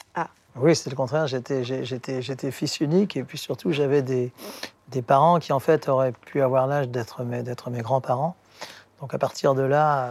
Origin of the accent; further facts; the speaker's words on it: France; first language English; French is a second language; Je, suis né en France, mais de père américain, de maman néerlandaise